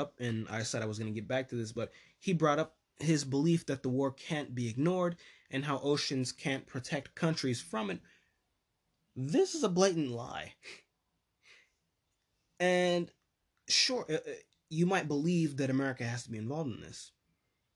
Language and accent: English; United States; as an American